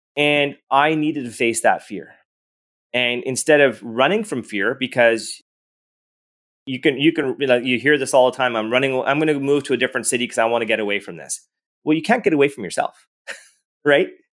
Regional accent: Edmonton, Alberta, Canada; I was born and raised in Edmonton, Alberta.

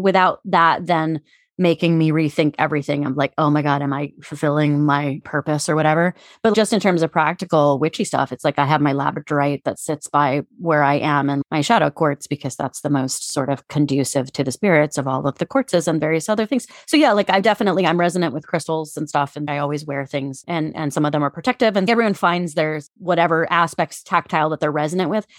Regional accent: Cincinnati, Ohio, United States; moved away; I'm from Cincinnati

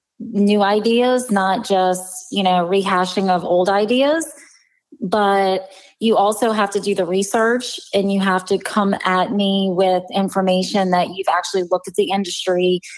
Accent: Louisiana, United States; I'm from the South. We can say a lot in a very short period of time.

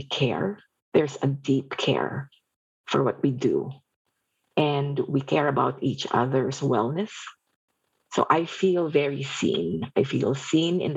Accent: Philippines; moved away; I was born and raised in the Philippines

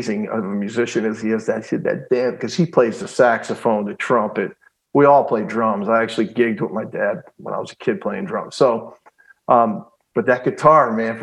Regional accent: Philadelphia, Pennsylvania, United States; also born or lived in Niagara Falls, New York; I was born in Niagara Falls, New York. I have an older sister, Cheryl. We ended up moving to the Philadelphia area, I believe around 1968, I was about 3.

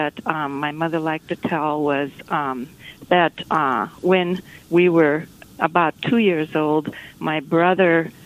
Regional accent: Minnesota, United States; moved away as an adult; now in Lenox, Massachusetts, United States; we moved here when our children were small. I grew up in Minnesota.

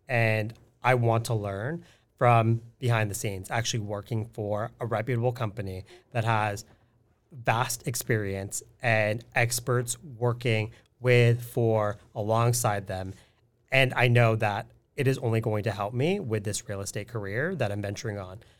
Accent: California, United States; moved away as an adult; also born or lived in Seattle; being born and raised in California

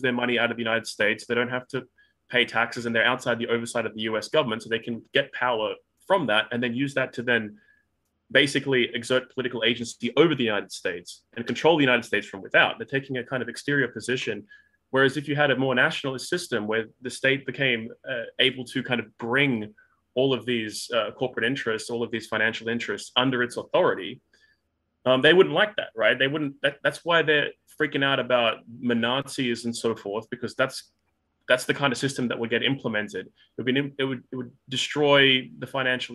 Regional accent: Australia; I live in Australia. Obviously, I'm an Australian

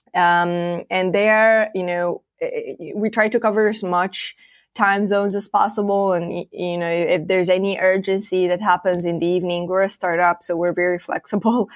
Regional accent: Moldova; now in Bucharest, Romania; we have a different office, uh, based in my home country, uh, Moldova

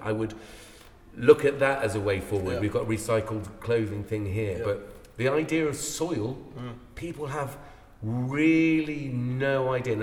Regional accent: Ireland; now in United Kingdom; I'm Irish.

